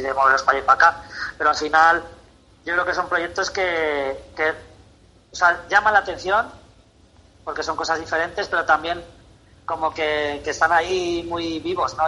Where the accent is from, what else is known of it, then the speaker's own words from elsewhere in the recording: Tarancón, Castilla-La Mancha, Spain; Tarancón, que para quien no lo conozca, es, está la autovía de Valencia, la 3, un pueblo, bueno, mi pueblo